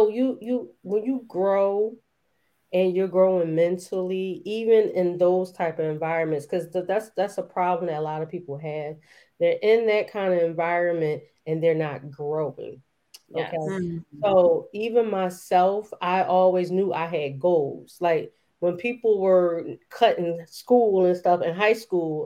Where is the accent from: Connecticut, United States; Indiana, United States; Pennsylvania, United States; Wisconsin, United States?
Pennsylvania, United States; Philadelphia; I was born here in Philly. For anybody who's Philly natives, I was born in Germantown Hospital. I'm an early 80s baby. And, I grew up as a little kid in the crack